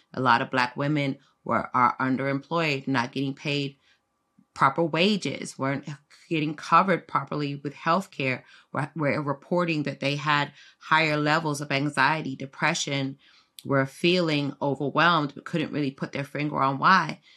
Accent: South Florida, United States; also born or lived in London, United Kingdom; I'm from U K, was raised in South Florida, but, uh, I was born in London

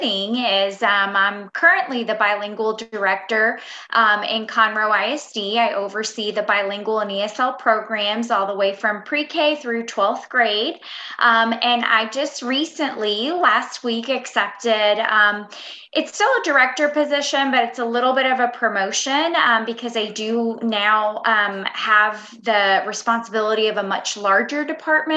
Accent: Cuba; now in United States; I was born in Cuba

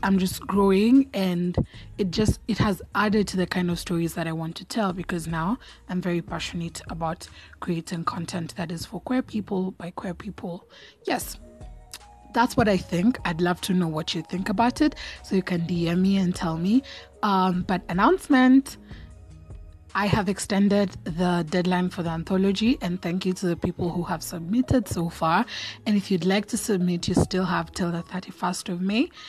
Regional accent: Kenya; I identify as Kenyan or African.

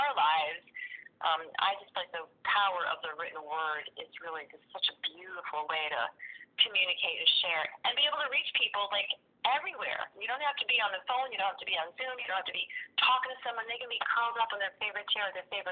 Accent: Connecticut, United States; also born or lived in Los Angeles, California; now in York, United States; I was raised in Connecticut, and after 14 years of living in Los Angeles, I ended up settling in York, Pennsylvania

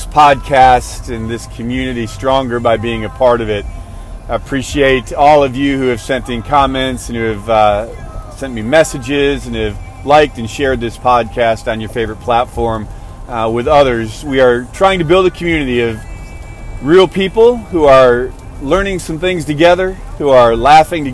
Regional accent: outside of Chicago, Illinois, United States; now in Texas, United States; growing up outside of Chicago, I grew up in an area, in a neighborhood, just me and my mom and my gram.

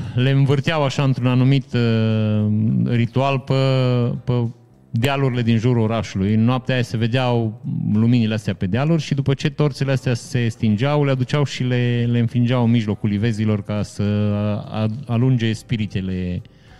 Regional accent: Vișeu de Sus, Maramureș County, Romania; moved away; în perioada în care am plecat din Vișeu

